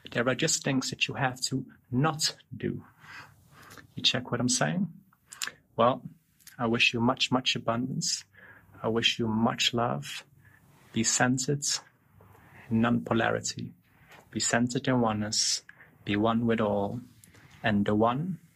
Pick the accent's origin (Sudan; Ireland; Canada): Sudan; Darfur; also born or lived in Netherlands; I was born in Holland. Then um, nine days old, we moved to Sudan, to Darfur. Stayed in the middle of the deserts in Darfur